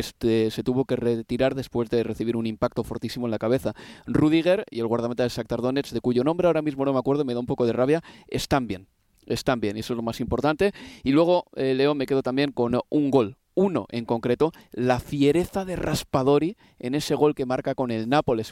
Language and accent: Spanish; Bilbao, Basque Country, Spain; yo soy bilbaíno y evidentemente también tendré un acento